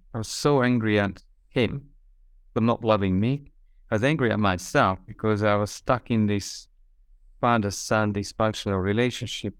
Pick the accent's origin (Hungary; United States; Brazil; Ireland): Hungary; also born or lived in Australia; now in Budapest, Hungary; I'm from Hungary, so I'm just coming back to my roots